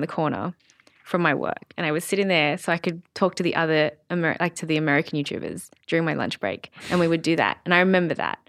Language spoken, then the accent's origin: English; Sydney, New South Wales, Australia; I grew up in Sydney with my family